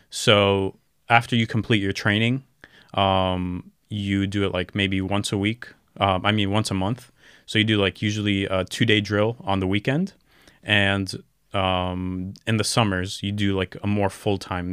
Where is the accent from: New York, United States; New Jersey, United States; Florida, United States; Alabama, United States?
Florida, United States; Orlando; moved away as an adult; also born or lived in Gaza, Palestine / California; now in Istanbul, Turkey; I was raised in Orlando, Florida. I spent around, um, probably, like, majority of my life there, uh, up until, like, nineteen years old